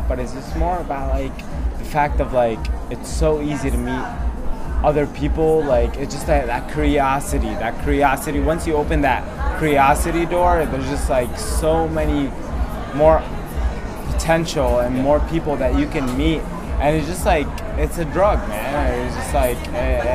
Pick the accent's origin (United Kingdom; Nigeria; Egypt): Egypt; I'm from Egypt